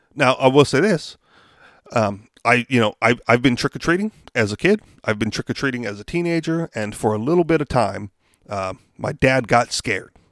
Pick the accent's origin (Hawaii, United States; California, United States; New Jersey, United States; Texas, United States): Hawaii, United States; I grew up in Hawaii